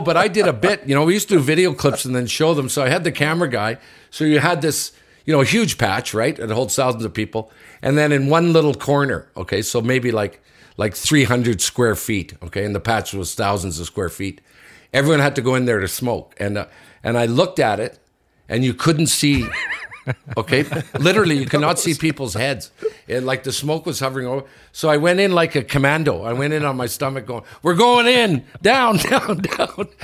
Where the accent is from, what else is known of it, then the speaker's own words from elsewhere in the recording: Sudbury, Ontario, Canada; I was born in Sudbury